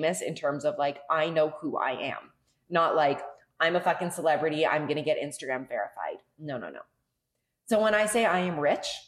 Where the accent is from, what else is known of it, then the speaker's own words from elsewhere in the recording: Canada; moved away as an adult; now in Mexico; Being Canadian